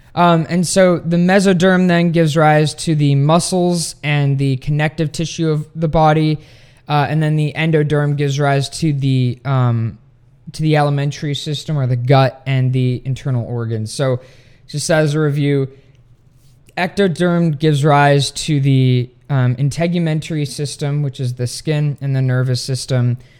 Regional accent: Sweden; now in United States; my home country of Sweden

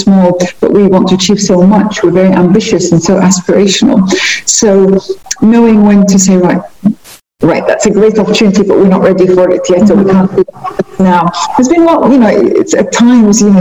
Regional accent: United Kingdom; moved away as an adult; also born or lived in Liverpool; now in Muscat, Oman; I'm a British Libyan. I grew up in the UK all of my life, pretty much all of my life

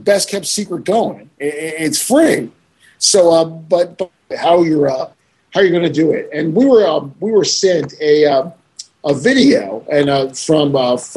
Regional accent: Florida, United States; I'm from Florida

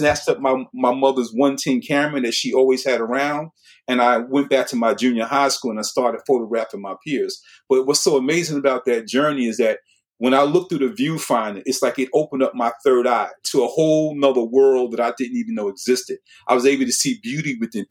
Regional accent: New York City, New York, United States; I was born and raised in Brooklyn, New York in 1960

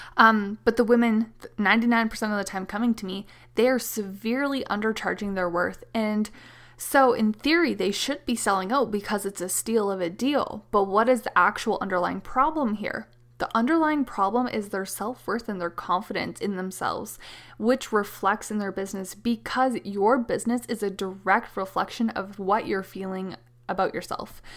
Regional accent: Canada; I am the Canadian mama to four little kiddos

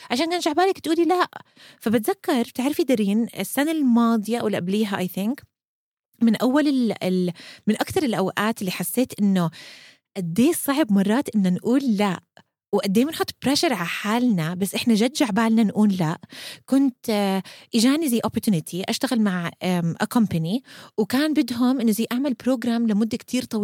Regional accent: Amman, Amman Governorate, Jordan; now in Kuwait; مع الوقت درين ولما كبرت ونقلت من عمان على الكويت وصار عندي كتير وقت مرات بقعد فيه لحالي

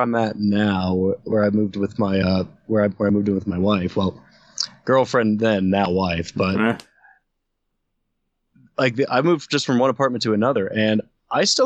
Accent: Ohio, United States; growing up in Ohio

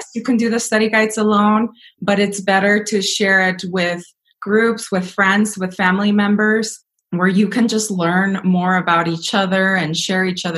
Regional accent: Denver, Colorado, United States; also born or lived in Mexico; I was raised here in Denver. I was educated here in Denver.

